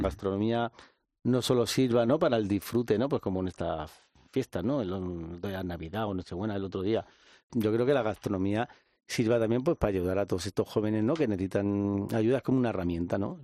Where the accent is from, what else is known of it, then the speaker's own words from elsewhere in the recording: Madrid, Community of Madrid, Spain; yo soy un joven de Vallecas